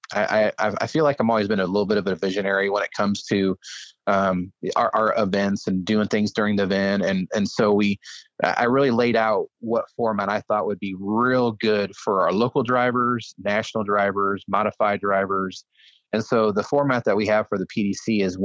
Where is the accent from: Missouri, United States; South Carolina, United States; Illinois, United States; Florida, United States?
Illinois, United States; Fairbury; becoming a track owner here at my hometown at Fairbury Speedway